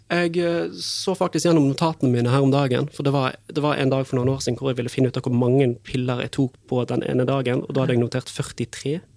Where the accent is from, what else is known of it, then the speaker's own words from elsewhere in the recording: Bergen, Vestland, Norway; moved away as an adult; now in Fredrikstad, Norway; jeg er fra Bergen